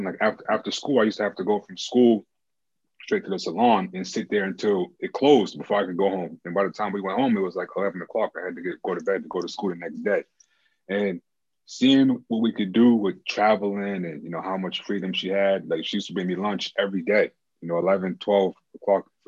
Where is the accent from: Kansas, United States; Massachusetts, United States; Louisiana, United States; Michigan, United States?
Massachusetts, United States; Boston; I'm from Boston, Massachusetts